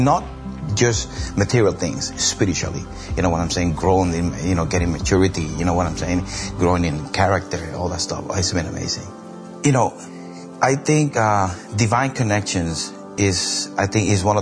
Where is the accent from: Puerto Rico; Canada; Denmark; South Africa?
Puerto Rico; moved away; also born or lived in Boston, Massachusetts; I'm from Boston, Massachusetts, and I'm from the island of Puerto Rico